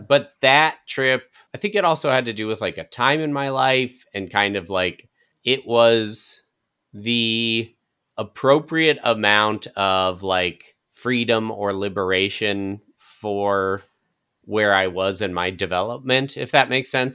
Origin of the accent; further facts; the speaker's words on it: Colorado, United States; now in Los Angeles, United States; my hometown